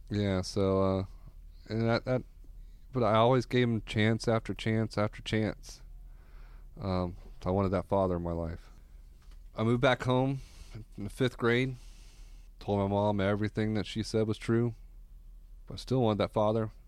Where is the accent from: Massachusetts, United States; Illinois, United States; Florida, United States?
Florida, United States; Orlando; I grew up here in Orlando, the Doctor Phillips area